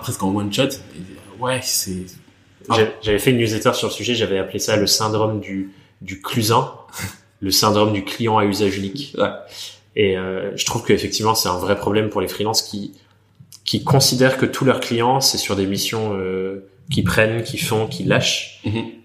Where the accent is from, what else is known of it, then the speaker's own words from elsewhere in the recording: Burgundy, Bourgogne-Franche-Comté, France; j'ai grandi en Bourgogne